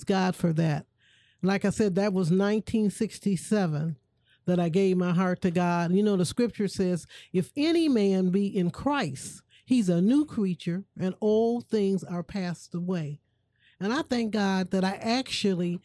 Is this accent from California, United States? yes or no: no; Toledo, Ohio, United States; I'm originally from Toledo, Ohio